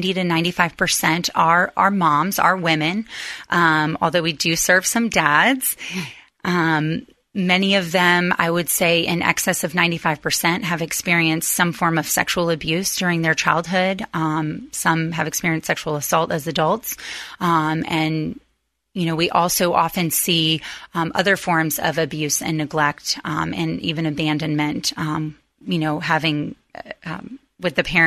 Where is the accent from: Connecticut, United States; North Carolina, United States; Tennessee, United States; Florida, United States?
Florida, United States; Gainesville; moved away as an adult; now in Tampa, United States; I was actually born and raised in Gainesville, Florida